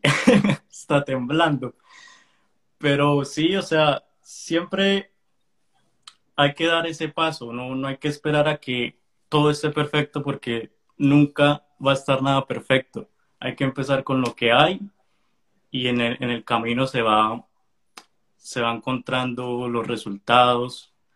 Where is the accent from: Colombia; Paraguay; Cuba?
Colombia; moved away as an adult; now in United States; Yo soy colombiano, pero vivo en Estados Unidos hace ya como seis meses seis, años